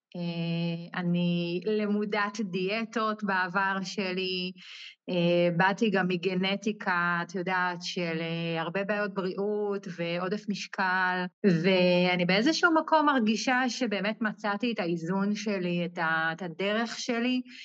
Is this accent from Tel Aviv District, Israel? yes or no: no; Ein HaMifratz, Northern District, Israel; אני מקיבוץ עין המפרץ, שזה בצפון.